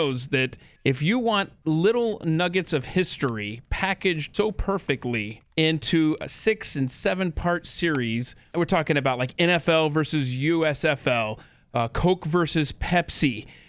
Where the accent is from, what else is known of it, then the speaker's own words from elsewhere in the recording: Marietta, Georgia, United States; moved away as an adult; also born or lived in Nebraska; I know exactly what it's like to be a Southern boy. I grew up in Atlanta as well, and I went to school at the University of Nebraska